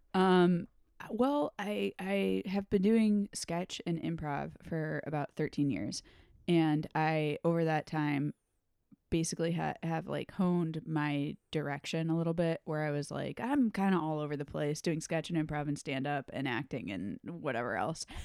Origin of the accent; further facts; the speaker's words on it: Storrs, Connecticut, United States; moved away as an adult; also born or lived in New York / Chicago; I grew up in Connecticut